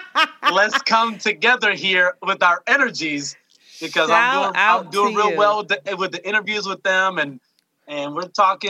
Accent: Austin, Texas, United States; also born or lived in Los Angeles, California; I am born and raised in Austin, but grew up between L.A. and Austin. I was homeschooled until high school

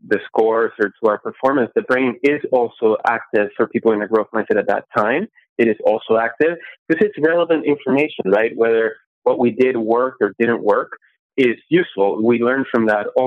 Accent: Venezuela; now in United States; I grew up in Venezuela in an apartment building where all the walls are cement

